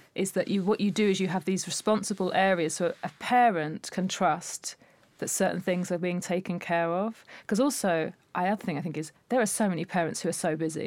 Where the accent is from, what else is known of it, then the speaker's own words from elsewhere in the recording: Essex, East of England, United Kingdom; growing up in Essex